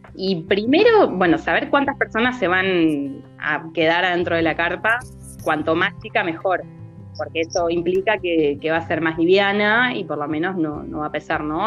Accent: Necochea, Buenos Aires Province, Argentina; moved away as an adult; also born or lived in La Plata; Cuando me fui a vivir desde Necochea, me fui a vivir para La Plata

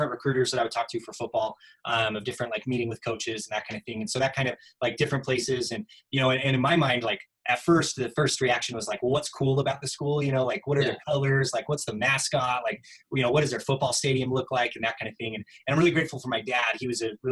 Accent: Utah, United States; also born or lived in St. George, Utah; I'm from Utah, a tiny little town I grew up

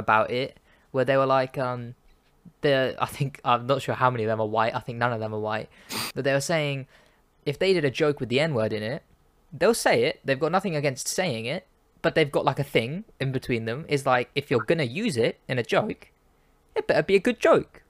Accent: Pakistan; I'm Pakistani.

